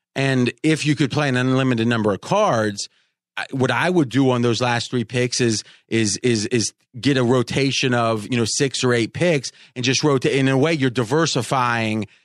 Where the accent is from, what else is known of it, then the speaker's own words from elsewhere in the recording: Ohio, United States; when I was growing up in Ohio